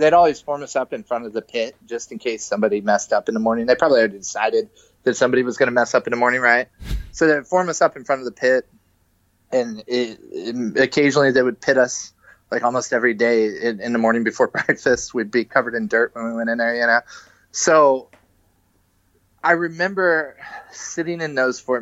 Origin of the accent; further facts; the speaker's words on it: Kentucky, United States; also born or lived in Cincinnati; now in California, United States; I grew up on the East Coast. I grew up in Kentucky.